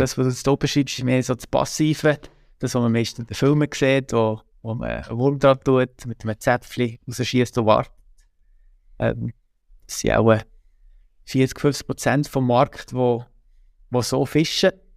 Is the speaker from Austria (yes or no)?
no; Switzerland; wir sind drei Brüder und wir sind am, am Murten aufgewachsen